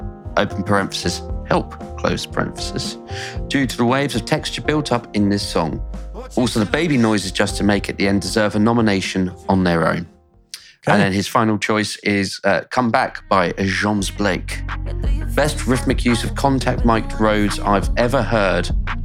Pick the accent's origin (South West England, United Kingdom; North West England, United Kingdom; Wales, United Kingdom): South West England, United Kingdom; I'm from Somerset.